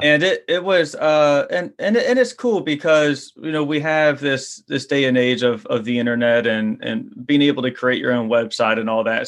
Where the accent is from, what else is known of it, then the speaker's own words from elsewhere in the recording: Louisiana, United States; for a kid growing up in Louisiana